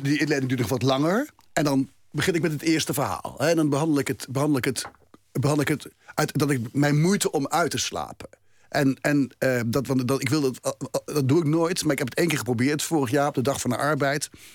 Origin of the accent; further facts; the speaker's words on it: Gelderland, Netherlands; ik schrijf ook iedere dag een column in, in een krant in mijn geboortestreek, de Gelderlanden